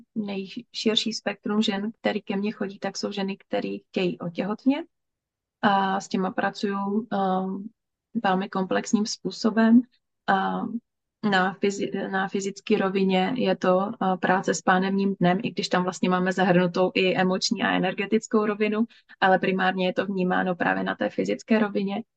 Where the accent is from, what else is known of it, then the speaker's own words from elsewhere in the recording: Moravia, Czechia; já jsem z Moravy, takže je to oblast Zábřeh na Moravě